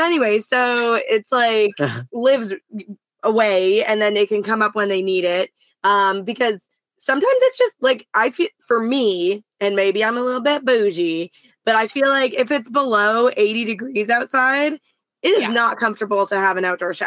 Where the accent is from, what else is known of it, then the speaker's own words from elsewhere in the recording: Canada; I'm Canadian